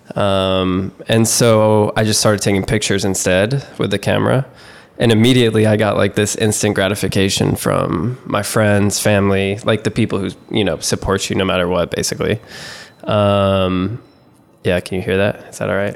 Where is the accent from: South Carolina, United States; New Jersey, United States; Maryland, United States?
South Carolina, United States; also born or lived in New York; I was born in New York, we moved to South Carolina when I was in kindergarten, started playing soccer then.